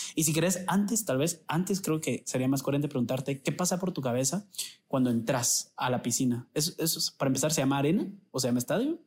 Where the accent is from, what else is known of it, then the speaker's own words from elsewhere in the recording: Guatemala; nos sentimos guatemaltecos por donde venimos, por nuestra familia